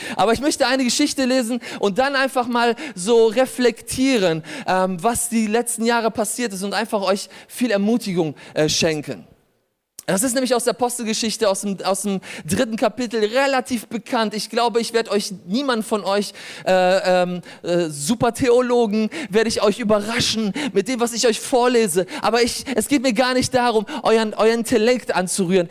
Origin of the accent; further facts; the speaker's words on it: Germany; also born or lived in Poland; ich bin in Polen geboren, ich bin hier aufgewachsen